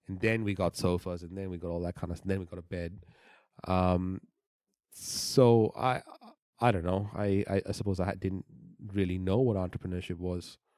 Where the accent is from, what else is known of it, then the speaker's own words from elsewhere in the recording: Bahrain; moved away; I was born in the Middle East